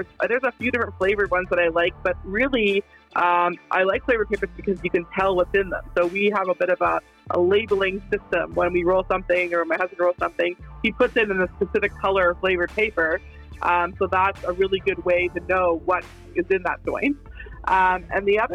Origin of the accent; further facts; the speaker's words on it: Calgary, Alberta, Canada; also born or lived in Vancouver, Canada; in Calgary. So in high school, we used to hang out in South Glenmore at nighttime